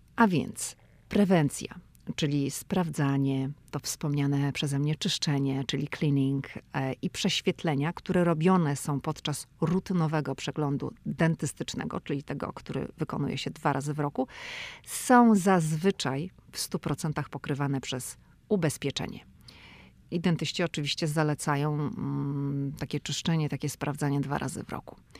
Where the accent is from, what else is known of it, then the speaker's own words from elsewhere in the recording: Poland; now in United States; ja jestem z Polski